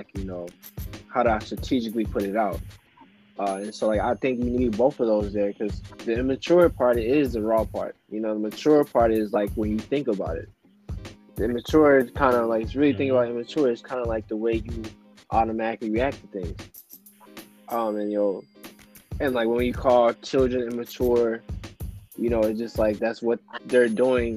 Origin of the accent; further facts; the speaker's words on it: St. Louis, Missouri, United States; I'm from St. Louis, you know, and like house wasn't anything that really came across my radar growing up.